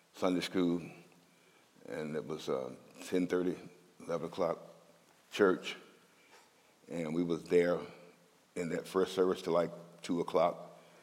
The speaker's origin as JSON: {"language": "English", "region": "Mississippi", "country": "United States", "moved": "as an adult", "lives_now": "Minnesota, United States", "said": "I'm from Mississippi, and I'm proud to be from Mississippi, because the South got something to say"}